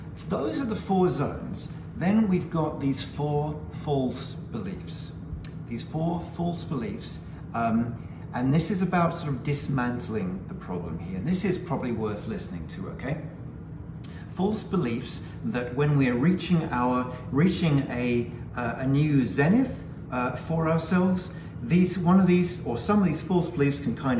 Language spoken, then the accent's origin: English; United Kingdom; I'm a Brit